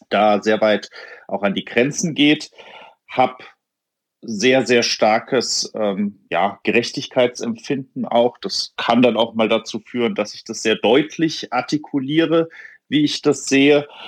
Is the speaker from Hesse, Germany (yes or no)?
yes; Hofheim, Hesse, Germany; born there; Also eigentlich wäre ich ja gar nicht mehr gebürtiger Hofheimer, weil ähm, bei dir ist das ja noch ein bisschen anders.